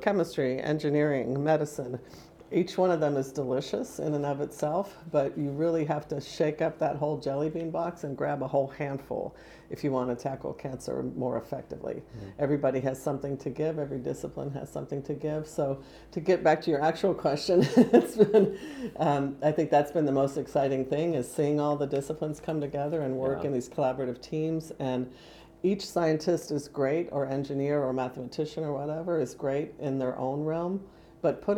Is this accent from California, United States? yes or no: no; Spartanburg, South Carolina, United States; moved away as an adult; also born or lived in Pennsylvania / Illinois / Missouri; now in Indiana, United States; I was raised in South Carolina.